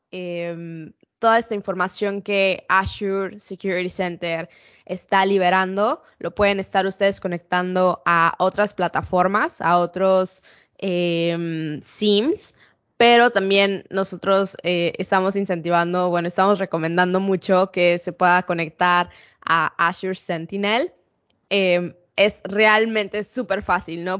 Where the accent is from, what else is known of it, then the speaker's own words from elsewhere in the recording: Mexico City, Mexico; accent: Mexican; moved away as an adult; also born or lived in Ensenada, Baja California, Mexico; now in United States; soy de Ciudad de México. Em, crecí ahí. La verdad es que nací en Ensenada, Baja California